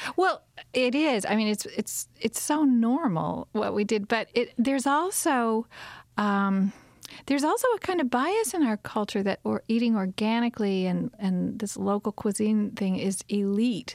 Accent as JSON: {"language": "English", "region": "Kentucky", "country": "United States", "tie": "born or raised there", "also_born_or_lived": "Tucson, Arizona / southwestern Virginia", "moved": "yes", "lives_now": "Virginia, United States", "said": "where I grew up in Kentucky"}